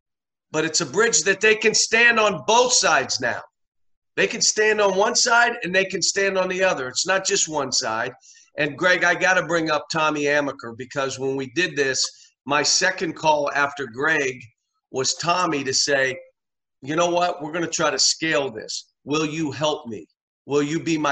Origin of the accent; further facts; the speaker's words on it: Coraopolis, Pennsylvania, United States; I was from Coriopolis, Pennsylvania, Moon Township High School